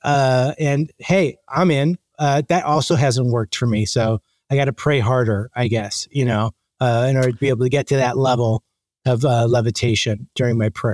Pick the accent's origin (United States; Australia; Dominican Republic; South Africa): Dominican Republic; moved away; I was born in the Dominican Republic